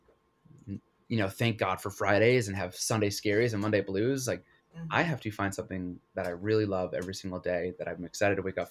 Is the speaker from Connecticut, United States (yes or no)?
yes; Connecticut, United States; I grew up in Connecticut